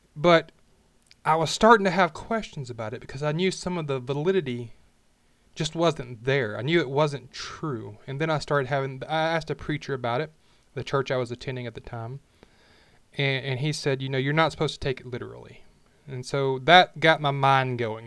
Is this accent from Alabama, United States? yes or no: yes; Alabama, United States; I was born and raised, if you can say that, I raised myself, but in Alabama, the middle of the Bible Belt